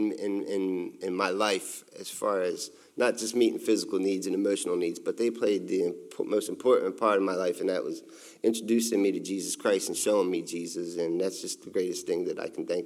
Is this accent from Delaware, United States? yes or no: yes; Delaware, United States; I was born in Delaware, and I was raised by my mother, a single mother